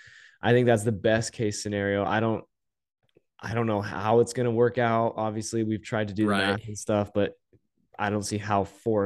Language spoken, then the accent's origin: English; Las Vegas, Nevada, United States; because I am from Las Vegas, as we all are.